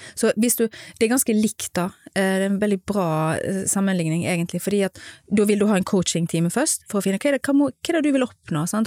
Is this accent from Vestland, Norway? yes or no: yes; Stord, Vestland, Norway; moved away as an adult; now in Gothenburg, Sweden; Jeg er jo fra Stord